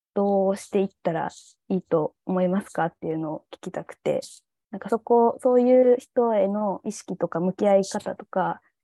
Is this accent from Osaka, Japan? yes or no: no; Nagasaki, Japan; 長崎出身